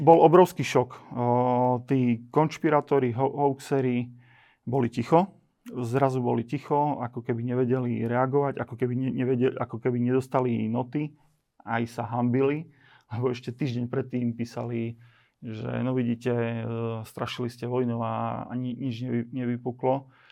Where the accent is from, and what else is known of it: eastern Slovakia, Slovakia; also born or lived in Bratislava